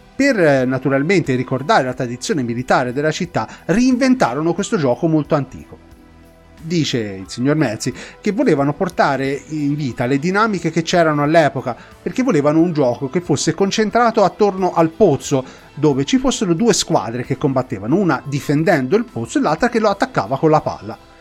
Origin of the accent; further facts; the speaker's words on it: Tuscany, Italy; fatto da Toscani Doc